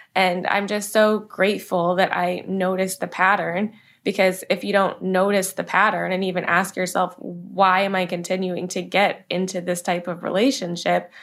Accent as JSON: {"language": "English", "town": "Manassas", "region": "Virginia", "country": "United States", "tie": "born or raised there", "said": "I grew up in Manassas, Virginia"}